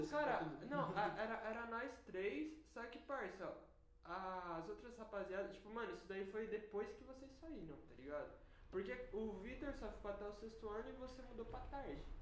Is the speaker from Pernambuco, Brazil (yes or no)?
no; São Paulo, Brazil; Nasci em São Paulo. Tipo, mano, uh, é, eu nasci em São Paulo.